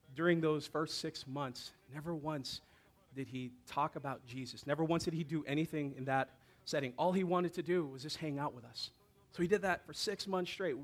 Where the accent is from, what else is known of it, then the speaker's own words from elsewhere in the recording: Hawaii, United States; me growing up in Hawaii